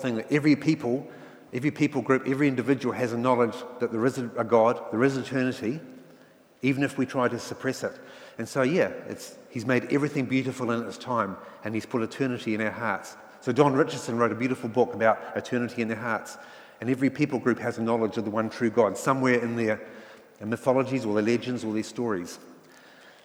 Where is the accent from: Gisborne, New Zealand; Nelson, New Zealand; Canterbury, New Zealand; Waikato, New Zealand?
Nelson, New Zealand; also born or lived in England; I was brought up in Nelson, which again back in the 60s and 70s was very much a middle class, white Pākehā sort of area